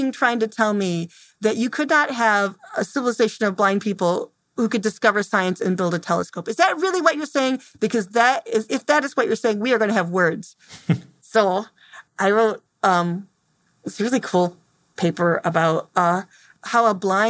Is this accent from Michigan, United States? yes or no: yes; Temperance, Michigan, United States; I'm from Temperance, Michigan